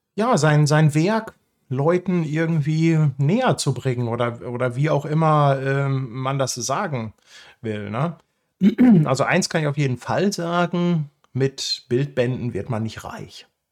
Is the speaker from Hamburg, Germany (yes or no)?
yes; Hamburg, Germany; für mich als Hamburger